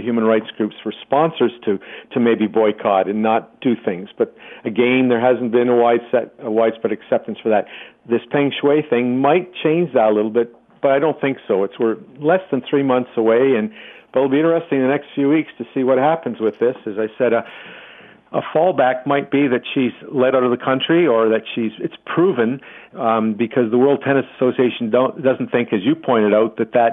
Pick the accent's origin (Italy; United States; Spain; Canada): Canada; now in Australia; I hail originally from Canada, but I've lived in Australia now